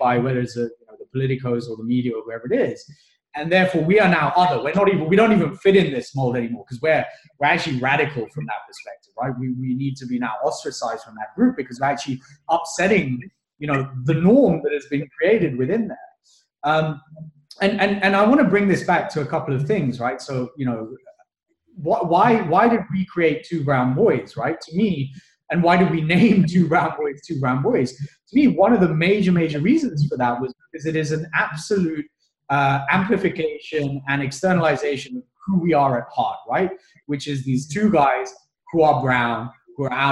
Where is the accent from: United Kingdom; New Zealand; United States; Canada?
United Kingdom; moved away as an adult; also born or lived in Kenya / Papua New Guinea / Australia; born in Africa, colonial, grew up in the UK, colonial